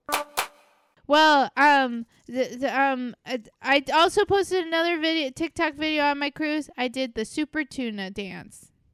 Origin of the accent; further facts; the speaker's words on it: Port Canaveral, Florida, United States; Port Canaveral, um, which is my hometown